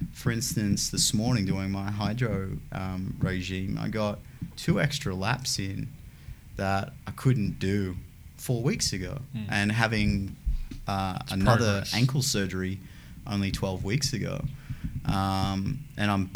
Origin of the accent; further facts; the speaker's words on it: Newcastle upon Tyne, North East England, United Kingdom; moved away; my hometown of Newcastle